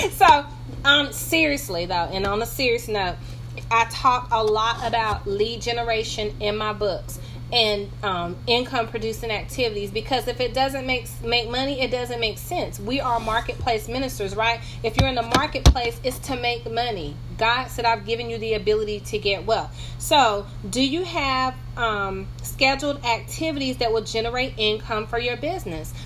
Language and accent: English; North Carolina, United States; I'm from North Carolina, in case you hear my accent.